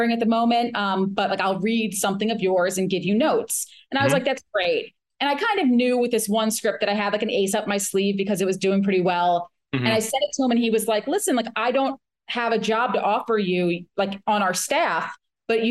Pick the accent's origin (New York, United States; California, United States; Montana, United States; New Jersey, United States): New Jersey, United States; I'm from New Jersey